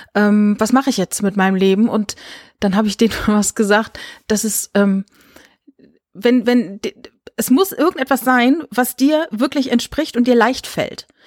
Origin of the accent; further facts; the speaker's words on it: Rhineland-Palatinate, Germany; moved away; also born or lived in Saarland; ich bin in der Pfalz groß geworden